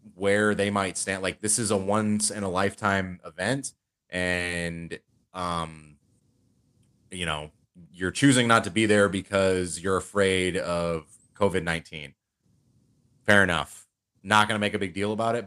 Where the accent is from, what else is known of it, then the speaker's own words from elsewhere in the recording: United States; being especially an American citizen